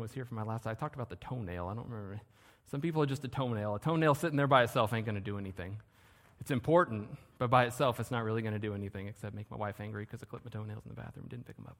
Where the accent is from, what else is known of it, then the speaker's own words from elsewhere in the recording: Southern California, United States; I'm from Southern California.